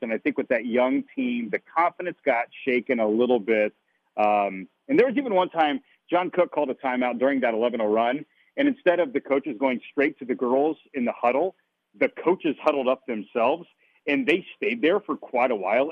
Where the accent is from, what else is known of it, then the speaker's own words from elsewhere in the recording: Illinois, United States; moved away as an adult; now in Nebraska, United States; I'm originally from Illinois.